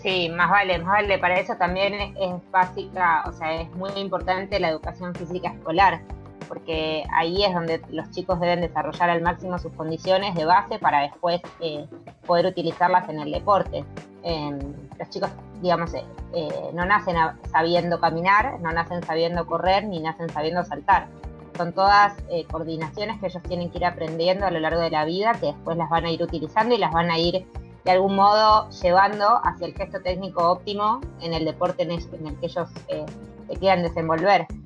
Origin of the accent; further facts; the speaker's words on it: Buenos Aires, Argentina; soy de Buenos Aires, Argentina